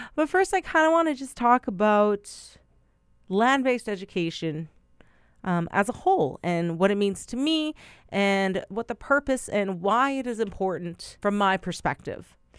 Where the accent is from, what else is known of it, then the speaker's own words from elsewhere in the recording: Brokenhead Ojibway Nation, Manitoba, Canada; I am Anishinaabe from Broken Head Ojibwe Nation